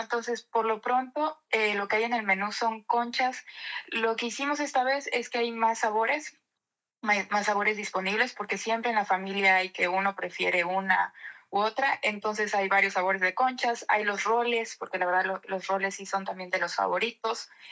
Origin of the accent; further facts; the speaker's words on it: Mexico; now in Netherlands; en este tiempo en, en México aproveché también para, para, abrir una panadería ya con la familia. La, la panadería en, mi pueblo la está llevando mi mamá.